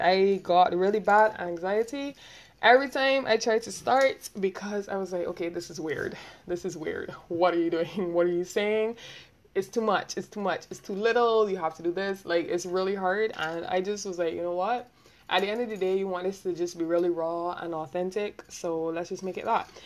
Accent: Barbados; accent: Bajan; I'm from Barbados

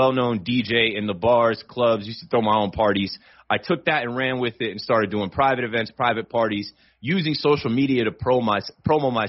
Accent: Monmouth County, New Jersey, United States; also born or lived in Virginia; I was born in Monmouth Medical Center, mm-hmm. grew up in Monmouth County

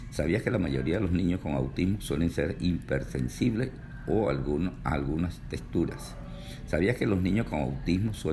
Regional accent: Venezuela; moved away; Yo recuerdo en Venezuela, cuando residía allá en mi país, eh, la gente decía, cuando llegue el dólar a 100 bolívares, bueno, se va a presentar un berenjenal.

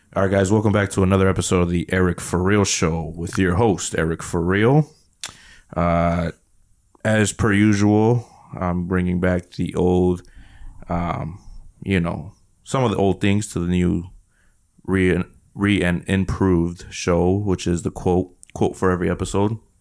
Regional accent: Chicago, Illinois, United States; I'm from Chicago

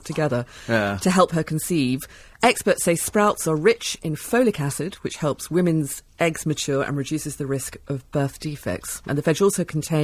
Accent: London, United Kingdom; I feel very proud of my hometown

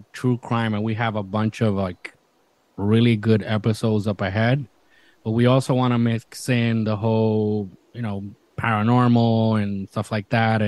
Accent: Isabela, Puerto Rico; moved away; my hometown of Isabela

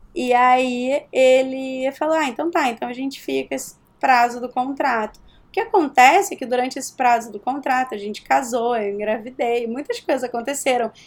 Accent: Rio de Janeiro, Brazil; accent: carioca; moved away as an adult; now in New York, United States; eu sou do Rio

